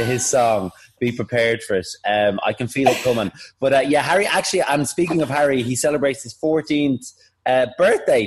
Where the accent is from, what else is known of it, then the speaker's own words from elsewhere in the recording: Dublin, Leinster, Ireland; moved away; I'm from Dublin and I'm very proud of it.